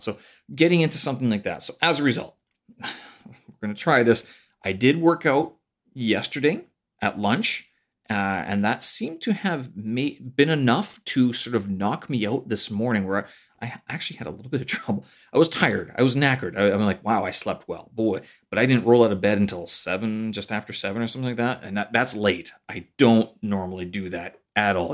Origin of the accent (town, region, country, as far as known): Canada; born or raised there; moved away as an adult; now in Beijing, China